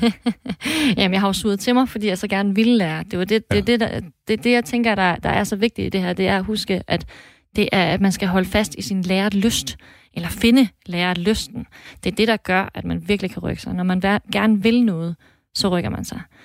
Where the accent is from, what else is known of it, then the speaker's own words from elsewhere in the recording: Thisted, North Denmark Region, Denmark; now in Mors, Denmark; jeg er faktisk født og opvokset i Tisted